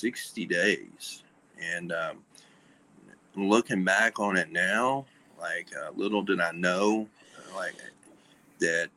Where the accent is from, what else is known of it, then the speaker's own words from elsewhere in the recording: Birmingham, Alabama, United States; moved away as an adult; also born or lived in Charlotte, North Carolina; I'm from the South, like deep South, and I grew up right outside of Birmingham